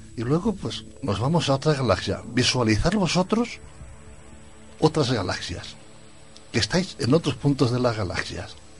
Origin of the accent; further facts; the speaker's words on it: Spain; yo nací en España